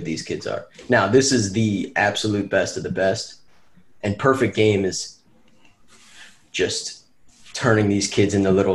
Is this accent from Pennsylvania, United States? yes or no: yes; Chester County, Pennsylvania, United States; I was from Chester County, Pennsylvania. We had a team called the Chester County Crawdads